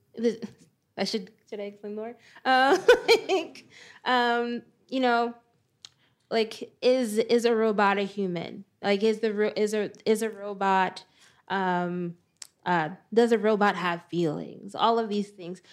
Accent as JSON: {"language": "English", "town": "Perth Amboy", "region": "New Jersey", "country": "United States", "tie": "born or raised there", "said": "I live in Perth Amboy, New Jersey, my hometown"}